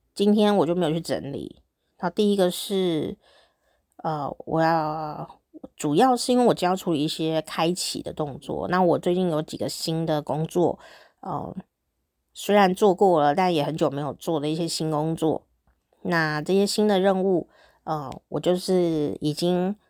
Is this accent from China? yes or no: no; Taichung, Taiwan; now in Taipei, Taiwan; 以前我小时候住在中部嘛，台中啊